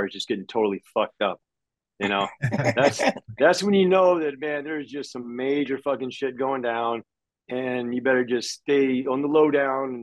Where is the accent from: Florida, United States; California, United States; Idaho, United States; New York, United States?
Florida, United States; Northwest; moved away as an adult; also born or lived in Destin, Florida; now in Los Angeles, United States; I'm from Florida. I'm a fucking redneck from, you know, Northwest Florida